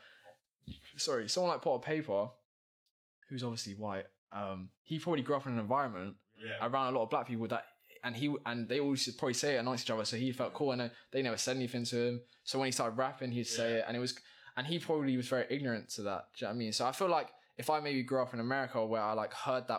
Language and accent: English; London, United Kingdom; I grew up in White City Estate, like a council estate